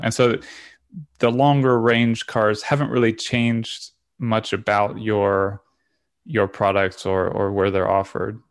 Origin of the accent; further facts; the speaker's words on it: Florida, United States; also born or lived in Europe; I'm from Florida